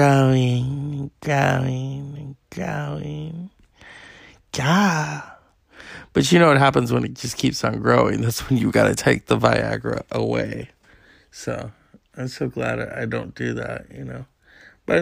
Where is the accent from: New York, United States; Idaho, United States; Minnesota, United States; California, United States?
California, United States; I'm a Californian